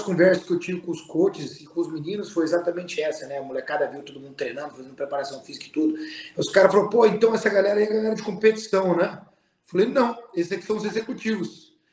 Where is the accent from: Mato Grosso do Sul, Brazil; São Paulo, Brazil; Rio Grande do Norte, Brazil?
Mato Grosso do Sul, Brazil; Bonito; moved away as an adult; now in United States; a minha essência é pantaneira, a minha essência é da minha terra